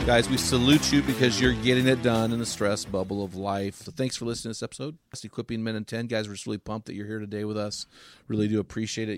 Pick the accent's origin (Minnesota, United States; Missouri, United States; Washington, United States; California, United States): Missouri, United States; St. Louis; we grew up in Saint Louis